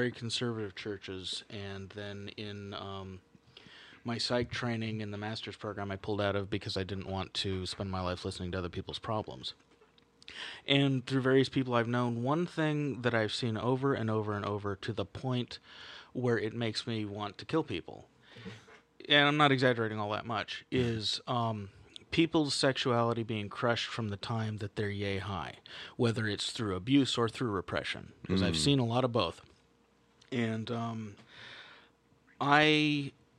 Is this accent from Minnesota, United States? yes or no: no; San Francisco, California, United States; I grew up in San Francisco.